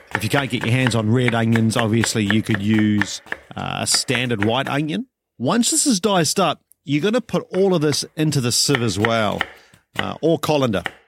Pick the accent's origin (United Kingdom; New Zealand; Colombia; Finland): New Zealand; I'm a Kiwi